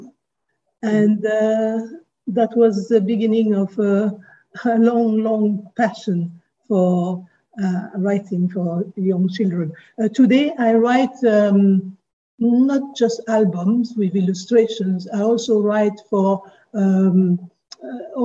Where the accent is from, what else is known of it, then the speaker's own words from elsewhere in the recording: Côte d’Ivoire; also born or lived in Paris, France; I was brought up in Côte d'Ivoire